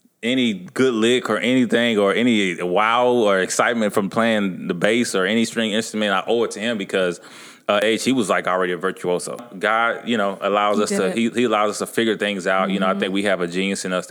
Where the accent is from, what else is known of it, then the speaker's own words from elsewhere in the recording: Dallas, Texas, United States; I grew up in a church. I'm from Dallas, Texas.